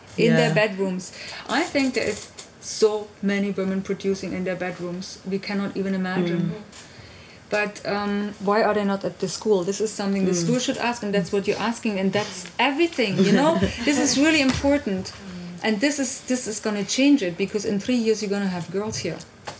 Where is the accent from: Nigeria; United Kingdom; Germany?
Germany; East Germany; When I come from East Germany, for me, I was raised by feminists.